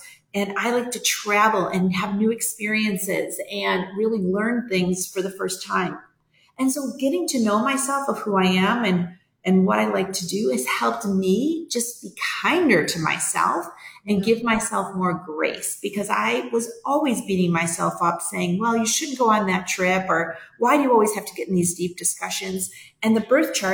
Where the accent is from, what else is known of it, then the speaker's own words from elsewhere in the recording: New York, United States; also born or lived in Atlanta / California; now in Vermilion, United States; I grew up in New York